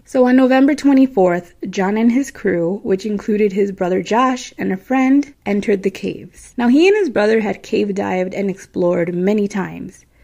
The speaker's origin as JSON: {"language": "English", "region": "Midwest", "country": "United States", "accent": "Midwestern", "said": "my Midwestern accent"}